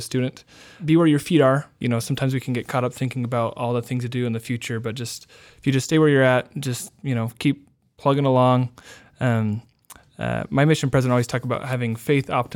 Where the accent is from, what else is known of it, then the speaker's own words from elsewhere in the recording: Tucson, Arizona, United States; also born or lived in Cache Valley, Utah / St. David, Arizona; now in Utah, United States; I was born in Arizona, moved to Cache Valley when I was a kid, and then back to Arizona when I was 11. So I kind of claim Arizona as home. That's where I went to middle school and high school